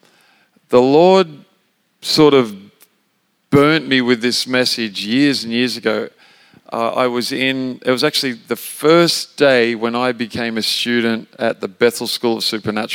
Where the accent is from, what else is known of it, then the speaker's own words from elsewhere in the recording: Australia; moved away as an adult; also born or lived in Redding, California; I'm an Australian